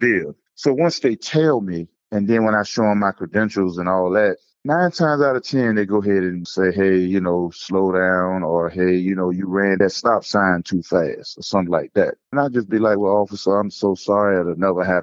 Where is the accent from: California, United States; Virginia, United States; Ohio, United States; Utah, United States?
Virginia, United States; Portsmouth; also born or lived in Suffolk, Virginia; now in Norfolk, United States; I am from the Hampton Roads area, but born and raised in P-Town, Portsmouth.